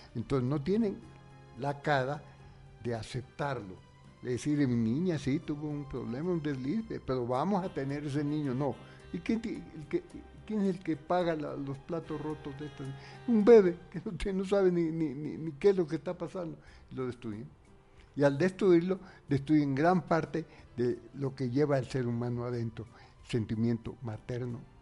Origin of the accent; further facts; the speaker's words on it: Spain; now in Ecuador; En realidad yo soy español ecuatoriano. Español